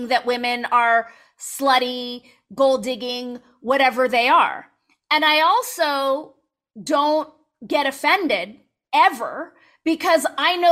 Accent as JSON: {"language": "English", "region": "Southern California", "country": "United States", "tie": "born or raised there", "said": "you and I grew up in Southern California"}